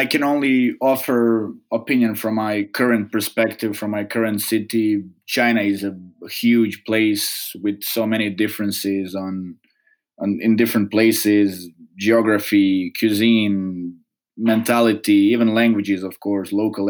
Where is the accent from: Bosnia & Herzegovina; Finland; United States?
Bosnia & Herzegovina; Čapljina, Federation of Bosnia and Herzegovina; English is a second language; also born or lived in Mostar / Metković, Croatia; So I was born in Mostar, raised in Chaplina and Metković, so on both sides of border between Bosnia and Herzegovina and Croatia, deep south.